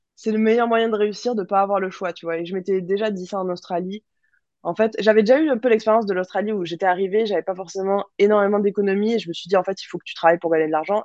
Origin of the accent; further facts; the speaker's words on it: Toulouse, Occitania, France; also born or lived in Melbourne; en grandissant à Toulouse